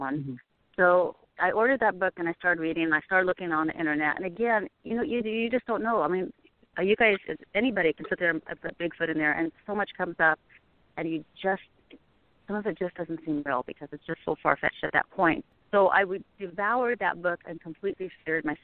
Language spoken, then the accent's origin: English; Pacific Northwest, United States; also born or lived in Oregon / Washington; I grew up in the Pacific Northwest